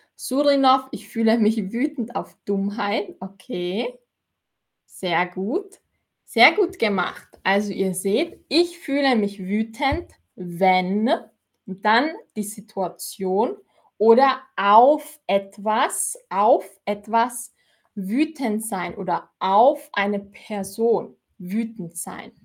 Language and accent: German; Austria; ich komme aus Österreich und in Österreich sagen wir Zwetschgen